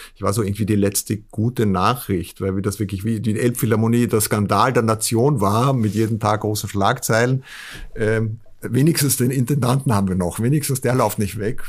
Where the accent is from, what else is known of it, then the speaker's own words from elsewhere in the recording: Vienna, Austria; now in Hamburg, Germany; als Österreicher und vor allem Wiener